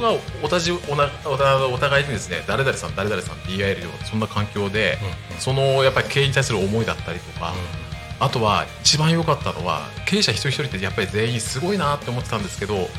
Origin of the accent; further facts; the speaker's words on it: Sakura, Chiba, Japan; 出身はですねあの千葉県の私佐倉市に、えー、もう生まれも育ちもずっとなんですけど43年間えー、おりまして